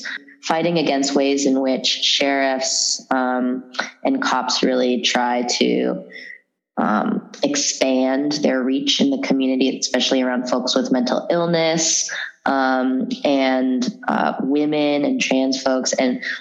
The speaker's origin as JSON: {"language": "English", "area": "San Francisco Bay Area", "region": "California", "country": "United States", "tie": "born or raised there", "also_born_or_lived": "San Jose", "said": "I was born in San Francisco and grew up throughout the Bay between San Jose and San Francisco"}